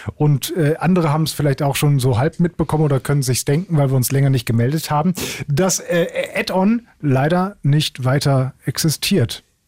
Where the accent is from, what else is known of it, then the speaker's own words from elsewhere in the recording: Essen, North Rhine-Westphalia, Germany; ich komme aus Essen